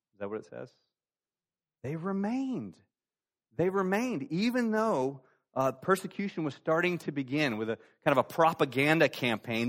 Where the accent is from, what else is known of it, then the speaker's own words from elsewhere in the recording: Florida, United States; moved away as an adult; also born or lived in Greenville area, South Carolina; now in Greenville, United States; I'm from Florida